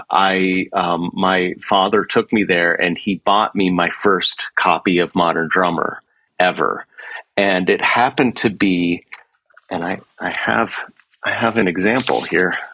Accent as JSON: {"language": "English", "town": "Pittsburgh", "region": "Pennsylvania", "country": "United States", "tie": "born or raised there", "also_born_or_lived": "New York", "moved": "yes", "said": "I had actually started as a drummer all through the time growing up in Pittsburgh."}